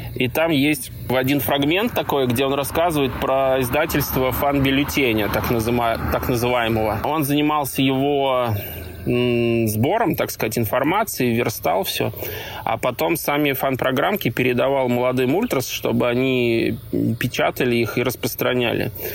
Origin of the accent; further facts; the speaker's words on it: Zelenograd, Moscow, Russia; фанатом Зеленограда команда из моего родного города